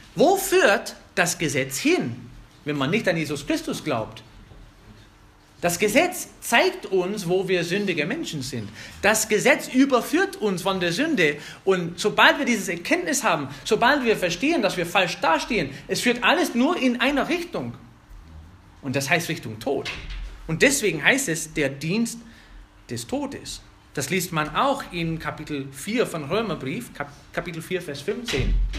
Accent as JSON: {"language": "German", "country": "United States", "second_language": "German", "moved": "yes", "lives_now": "Germany", "said": "ich bin Amerikaner"}